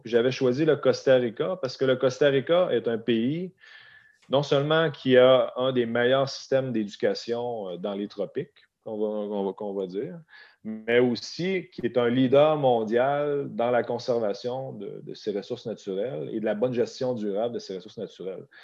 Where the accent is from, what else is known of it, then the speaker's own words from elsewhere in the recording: Beauce, south of Quebec City, Canada; moved away as an adult; also born or lived in Alberta; je, suis, né, j'ai été élevé sur une ferme laitière dans le sud, à 30 minutes au sud de la ville de Québec